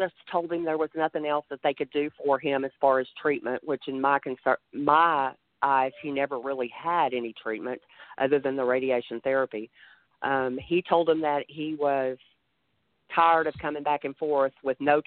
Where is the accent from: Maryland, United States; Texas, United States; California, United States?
Texas, United States; I'm from Texas. I live outside of the DFW area